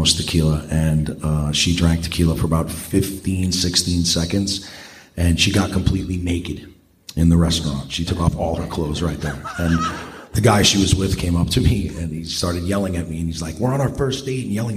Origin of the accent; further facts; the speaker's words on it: Hauppauge, New York, United States; I grew up in Hopog.